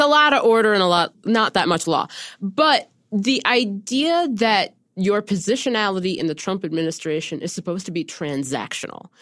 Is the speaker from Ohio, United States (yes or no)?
yes; Ohio, United States; growing up in Ohio in two thousand four